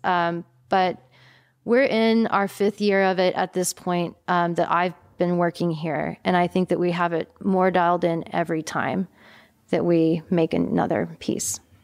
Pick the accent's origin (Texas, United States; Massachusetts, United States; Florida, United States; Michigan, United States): Texas, United States; East; now in Austin, United States; growing up in East Texas